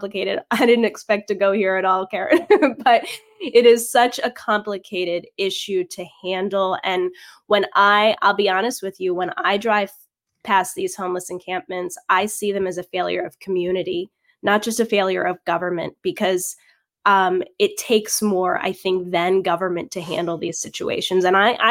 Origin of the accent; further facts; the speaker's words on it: Virginia, United States; also born or lived in California; I'm from Virginia, but California is my second home.